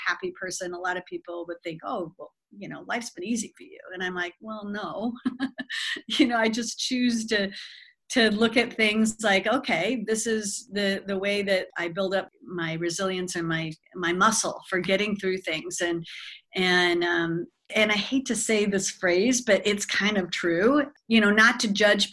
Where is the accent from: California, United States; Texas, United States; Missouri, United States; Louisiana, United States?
California, United States; Southern; moved away as an adult; also born or lived in Bluefield, West Virginia; now in Milwaukee, United States; I'm from Southern California